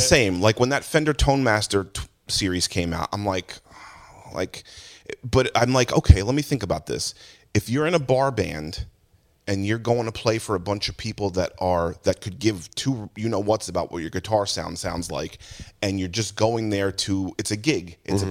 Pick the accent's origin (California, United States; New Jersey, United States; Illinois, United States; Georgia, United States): New Jersey, United States; Jackson; I used to go to like backyard shows in Tom's River when I grew up in Jackson